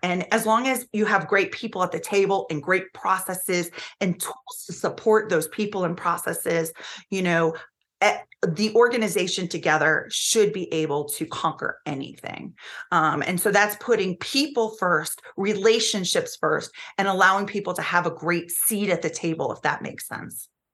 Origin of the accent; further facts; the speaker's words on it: Florida, United States; the state of Florida, which is my home state